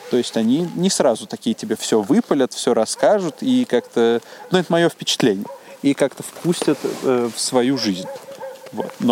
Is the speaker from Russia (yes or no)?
no; Uzbekistan; Из Узбекистана. И все, что меня как-то культурно сформировало, тоже все было на русском языке. В смысле, я вырос там на Карлсоне